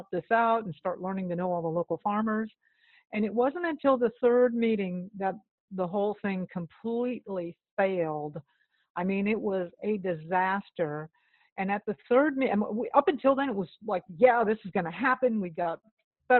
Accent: Florida, United States; moved away; also born or lived in Austin, Texas; I grew up in Florida

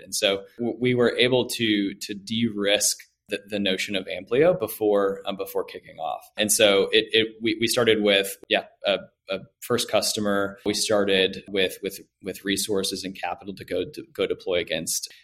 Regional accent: Orlando, Florida, United States; moved away as an adult; also born or lived in Greenville, South Carolina; now in Atlanta, United States; I grew up in Orlando, Florida

